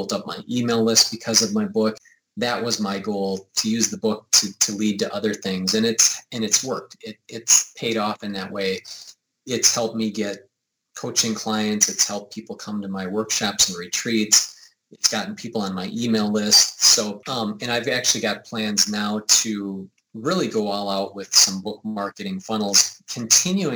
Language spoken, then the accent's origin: English; United States; I'm from the United States.